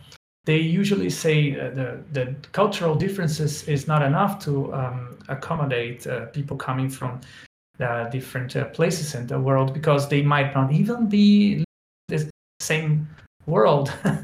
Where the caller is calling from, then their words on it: Brazil; English is a second language; Just to prove that participatory design is really going global, I'm speaking from Brazil.